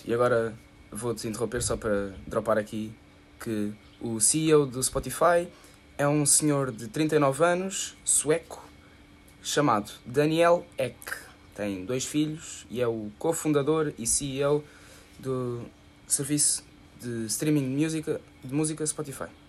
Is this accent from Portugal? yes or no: yes; Lisbon, Portugal; moved away